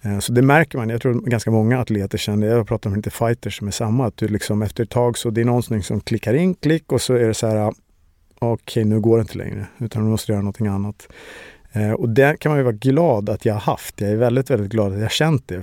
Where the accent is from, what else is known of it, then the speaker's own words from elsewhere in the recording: Stockholm, Stockholm County, Sweden; Jag är uppväxt i Årsta utanför Stockholm